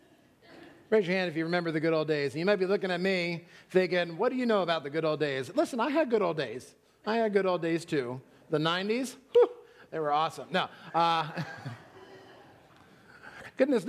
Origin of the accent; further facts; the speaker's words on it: Pennsylvania, United States; moved away; also born or lived in Florida; I'm from Pennsylvania